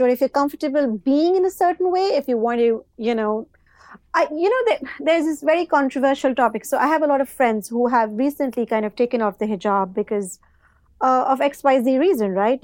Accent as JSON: {"language": "English", "country": "Pakistan", "tie": "born or raised there", "also_born_or_lived": "Dubai", "moved": "as an adult", "lives_now": "United Kingdom", "said": "I've done my O levels and A levels, you know, back in Pakistan"}